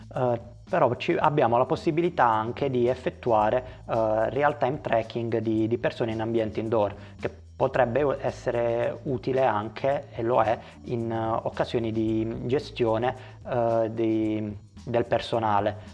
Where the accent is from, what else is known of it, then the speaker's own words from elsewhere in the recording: Conversano, Apulia, Italy; sono di Conversano, un uh, paese a pochi chilometri da Bari